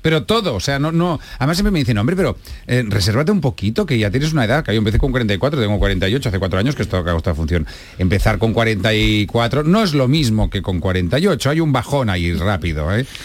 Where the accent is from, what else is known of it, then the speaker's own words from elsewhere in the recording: Catalonia, Spain; yo soy un catalán muy mal catalán.